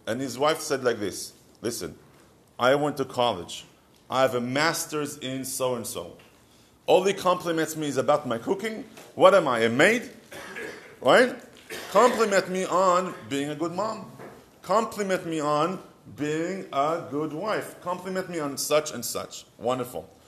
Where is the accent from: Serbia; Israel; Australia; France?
Israel; accent: Israeli; English is a second language; moved away; years of me trying to get rid of my Israeli accent